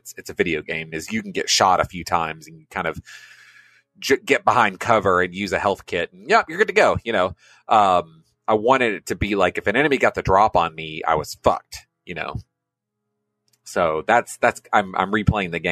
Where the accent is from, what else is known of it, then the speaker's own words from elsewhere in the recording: United States; as an American